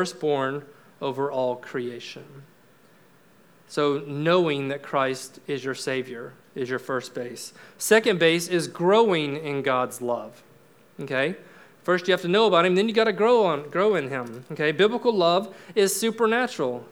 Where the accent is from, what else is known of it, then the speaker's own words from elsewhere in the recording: Florida, United States; I'm from Florida. We got springs all over the place there